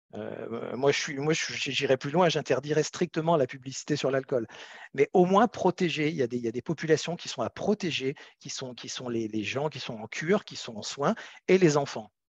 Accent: France; on est 65 millions de Français

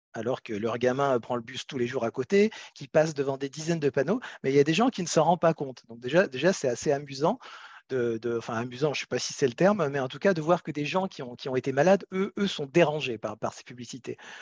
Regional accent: France; on est 65 millions de Français

